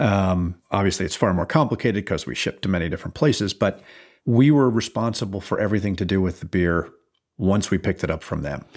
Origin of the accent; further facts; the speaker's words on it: Fairfield County, Connecticut, United States; also born or lived in Lake Forest, Illinois; I grew up in Fairfield County, Connecticut